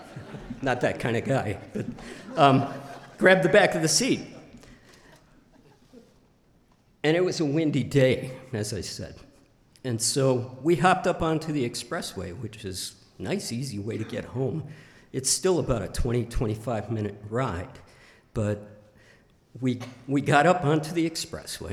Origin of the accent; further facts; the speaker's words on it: Northlake, Illinois, United States; moved away as an adult; now in Idaho, United States; I grew up in Chicago, suburbs, in a town called North Lake